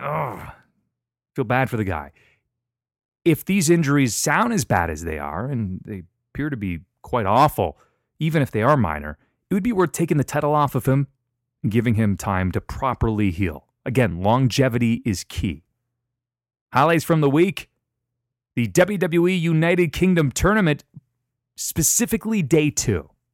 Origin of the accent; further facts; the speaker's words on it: London, Ontario, Canada; my hometown of London, Ontario, Canada.